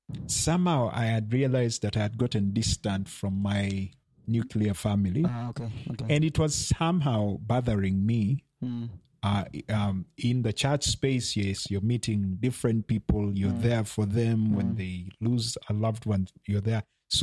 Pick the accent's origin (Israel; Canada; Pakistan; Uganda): Uganda; also born or lived in Kenya; yes, I'm Ugandan, but I was born in Kenya.